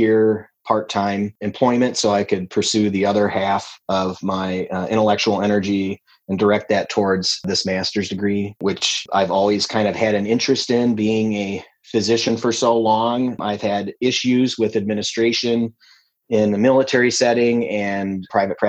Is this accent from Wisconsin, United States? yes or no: yes; La Crosse, Wisconsin, United States; a hospital I was working at in my hometown of La Crosse